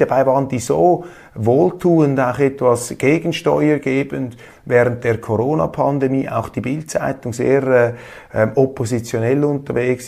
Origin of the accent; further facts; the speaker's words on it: Switzerland; Ich als Schweizer